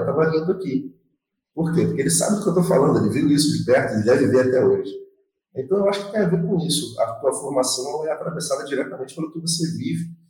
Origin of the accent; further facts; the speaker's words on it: Rio de Janeiro, Brazil; eu venho lá de Cosmos, que é um bairro muito distante do centro da cidade do Rio de Janeiro